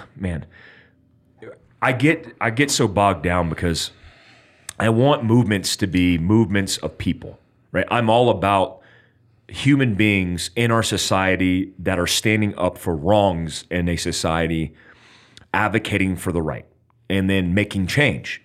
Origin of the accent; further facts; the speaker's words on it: United States; I'm American